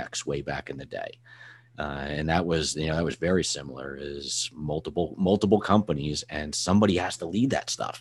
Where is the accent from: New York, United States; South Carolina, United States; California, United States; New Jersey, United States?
New Jersey, United States; I'm originally from Jersey